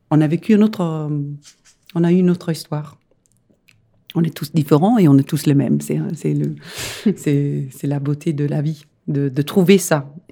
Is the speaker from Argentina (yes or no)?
no; Denmark; French is a second language; moved away as an adult; also born or lived in Rome, Italy; now in Paris, France; je suis danoise et c'est pour ça que j'ai un accent